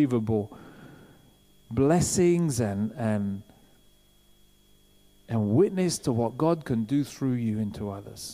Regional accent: England, United Kingdom; we're English

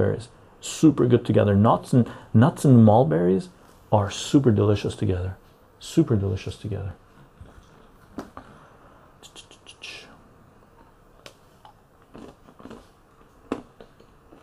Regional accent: Canada; I'm a Canadian.

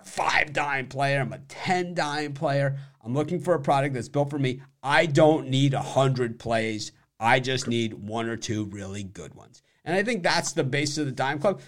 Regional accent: Miami, Florida, United States; I'm from Miami, and it's always been a melting pot.

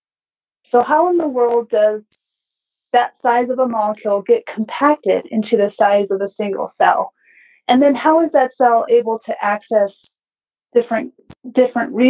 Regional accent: Colorado, United States; moved away as an adult; also born or lived in Utah; I grew up in Colorado and I grew up in the country

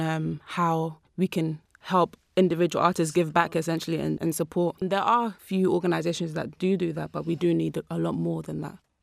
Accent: London, United Kingdom; I grew up in South London.

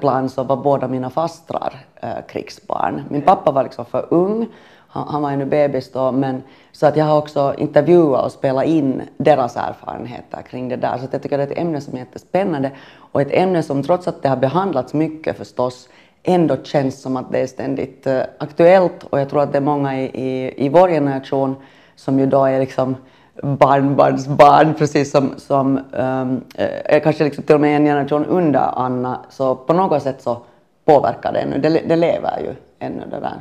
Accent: Finland; moved away as an adult; also born or lived in Sweden; jag är finländare och bodde i Sverige

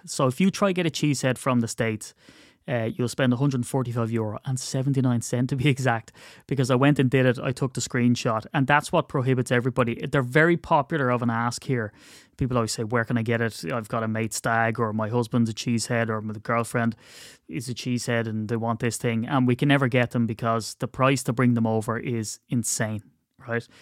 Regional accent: Ireland; as an Irishman

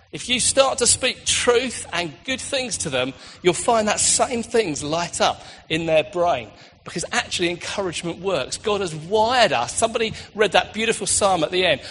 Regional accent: United Kingdom; we're British

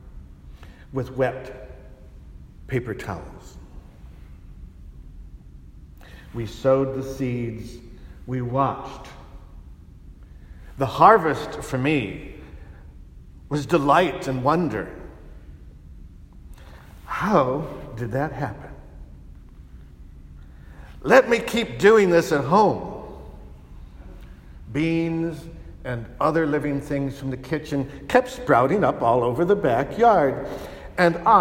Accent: California, United States; moved away as an adult; also born or lived in Rome; I was from California, spoiled with many conveniences and a wonderful variety of food

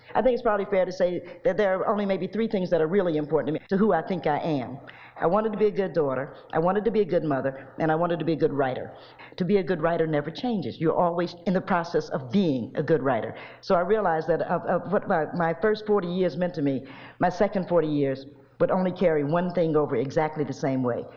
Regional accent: Cincinnati, Ohio, United States; moved away as an adult; also born or lived in New York; now in Knoxville, United States; I was born in Knoxville, but in August they moved to Cincinnati because they were just waiting on on my birth

